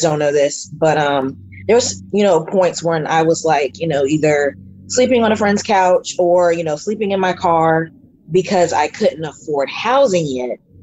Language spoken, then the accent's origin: English; North Carolina, United States; moved away as an adult; also born or lived in Washington, D.C.; I'm from North Carolina